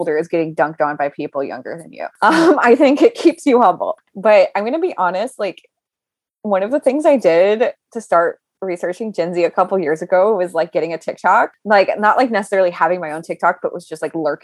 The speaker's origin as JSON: {"language": "English", "region": "Southern Louisiana", "country": "United States", "moved": "yes", "lives_now": "New York, United States", "said": "we're both from Southern Louisiana and we both moved to New York"}